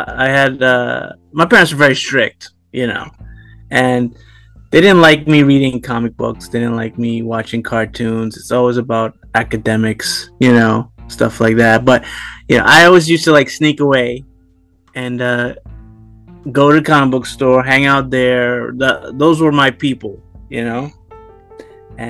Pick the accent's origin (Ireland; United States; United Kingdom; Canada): United States; New York City, New York; I grew up in Brooklyn